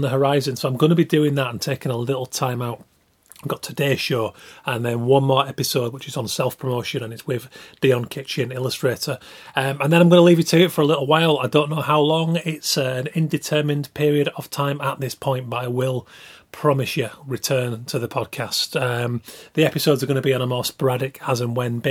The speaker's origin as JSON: {"language": "English", "region": "Yorkshire and the Humber", "country": "United Kingdom", "said": "I am from Yorkshire"}